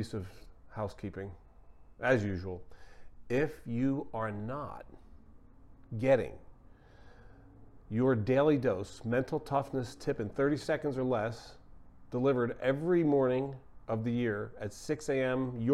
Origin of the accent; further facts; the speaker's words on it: Philadelphia, Pennsylvania, United States; I'm a big sports guy from Philly